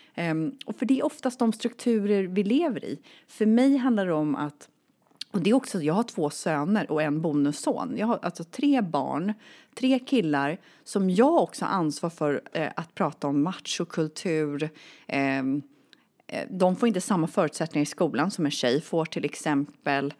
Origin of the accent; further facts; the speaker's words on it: Sweden; jag är född och uppvuxen i Sverige